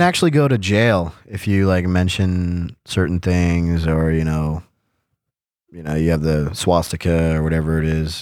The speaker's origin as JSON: {"language": "English", "country": "United States", "moved": "as an adult", "lives_now": "Germany", "said": "as an American"}